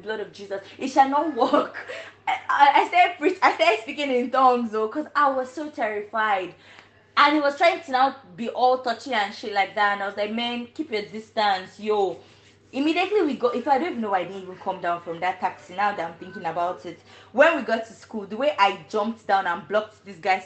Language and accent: English; Nigeria; now in China; I am Nigerian and I'm a medical student in China.